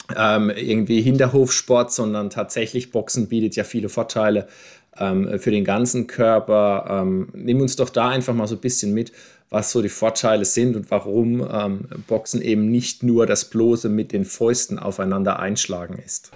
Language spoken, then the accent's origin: German; Landau, Rhineland-Palatinate, Germany; ich bin ja der einzige gebürtige Landauer von uns dreien hier